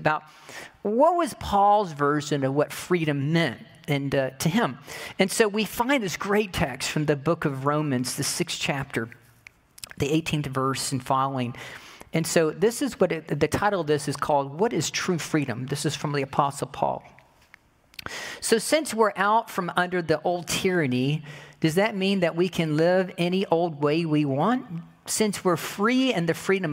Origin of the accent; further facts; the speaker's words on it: United States; what I've learned about being American